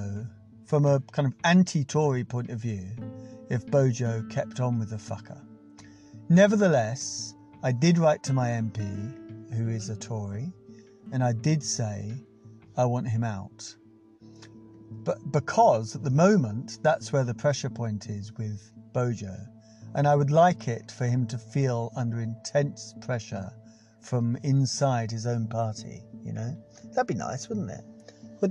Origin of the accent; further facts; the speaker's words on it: England, United Kingdom; we are English.